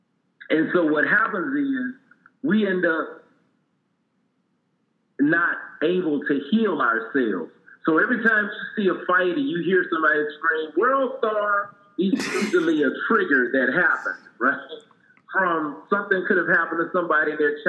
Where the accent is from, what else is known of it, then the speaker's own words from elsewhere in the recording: Port Arthur, Texas, United States; my life growing up in Port Arthur, Texas